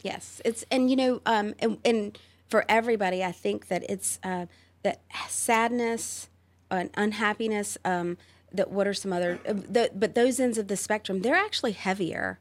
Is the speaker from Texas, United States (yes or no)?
no; Roanoke Rapids, North Carolina, United States; also born or lived in Charlotte, North Carolina / Raleigh, North Carolina; I grew up in and I call my, uh, my hometown Roanoke Rapids